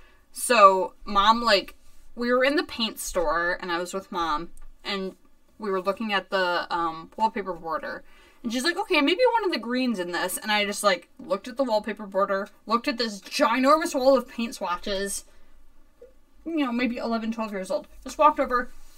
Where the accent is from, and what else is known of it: Newtown, Connecticut, United States; born or raised there; also born or lived in Bethel, Connecticut